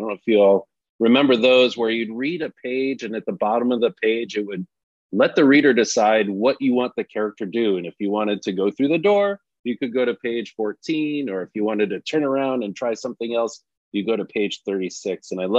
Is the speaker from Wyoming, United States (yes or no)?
no; Wilton, Connecticut, United States; moved away as an adult; I was born and raised in Connecticut, in the town of Wilton. I lived there for all of my childhood up until going off into college.